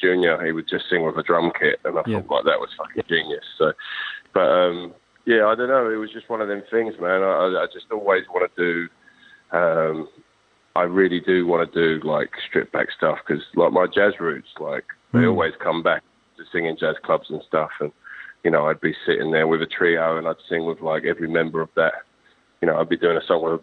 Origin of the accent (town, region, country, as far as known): United Kingdom